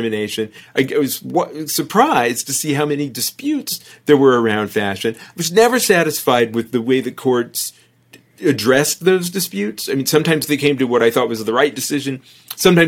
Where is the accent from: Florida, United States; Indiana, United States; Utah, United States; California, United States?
California, United States; Fresno; We grew up in Fresno, California